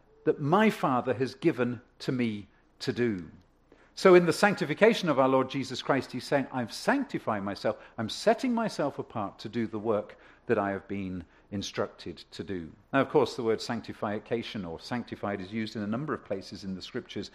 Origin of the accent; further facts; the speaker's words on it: England, United Kingdom; also born or lived in Ontario; now in Canada; I come from England